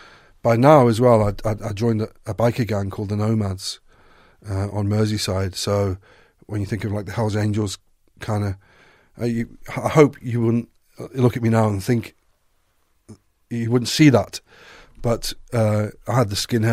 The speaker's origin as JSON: {"language": "English", "country": "South Africa", "tie": "born or raised there", "said": "you know, I was raised in South Africa, and my father was a policeman."}